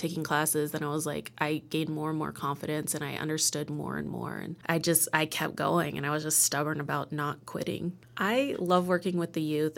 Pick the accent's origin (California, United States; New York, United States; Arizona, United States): Arizona, United States; also born or lived in Oklahoma; now in Los Angeles, United States; I am originally from Arizona and Oklahoma, where my tribes are, which are Kiowa, and I'm enrolled Wichita. But yeah, I've I grew up in Arizona